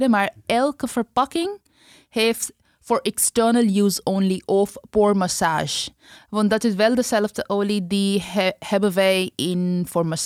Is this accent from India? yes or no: yes; West Bengal, India; now in Netherlands; Nee, ik ben van de hoogste kast. Ik kom uit Bengal, maar voor ons is onze groente.